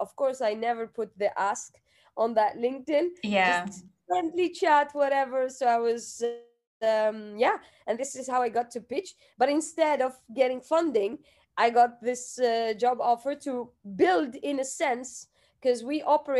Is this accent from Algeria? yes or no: yes; Algeria; English is a second language; entrepreneurship was never on the cards for me. I grew up in a country where, you